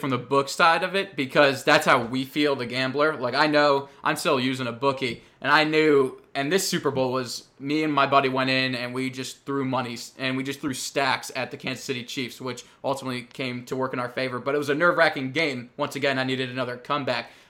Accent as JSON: {"language": "English", "town": "Chicago", "region": "Illinois", "country": "United States", "said": "Very biased fan group since we're all from Chicago"}